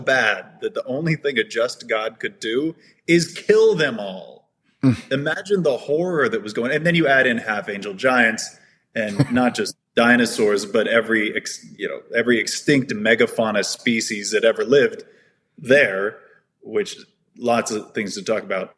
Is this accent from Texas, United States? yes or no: yes; Texas, United States; I am an anesthesiologist from Texas, kind of done the tour of Texas, born in Texas, raised in Texas